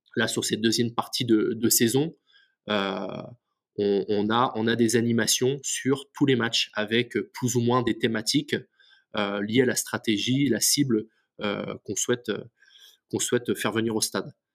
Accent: Lorient, Brittany, France; je suis originaire de, Lorient

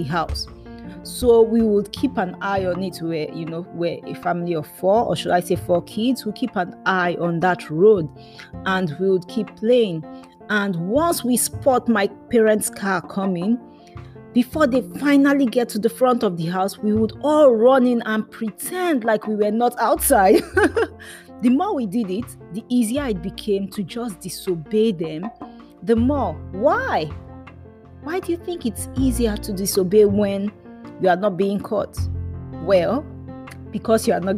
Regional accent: Nigeria; first language Yoruba; English is a second language; they said this in our native language, which is called Yoruba, because I'm from Nigeria

